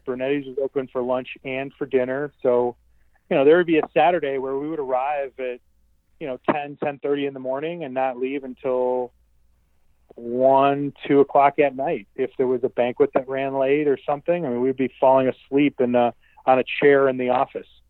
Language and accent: English; Westchester, Illinois, United States; I grew up in Westchester, Illinois